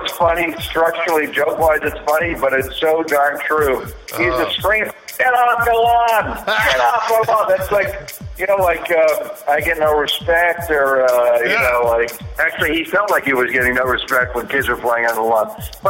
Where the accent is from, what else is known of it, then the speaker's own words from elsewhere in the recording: New York City, New York, United States; growing up in South Jamaica, Queens, in Rochdale Village